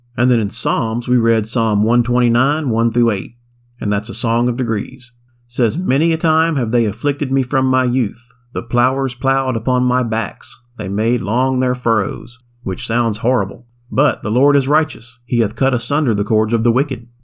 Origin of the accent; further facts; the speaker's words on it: Florida, United States; I grew up in Florida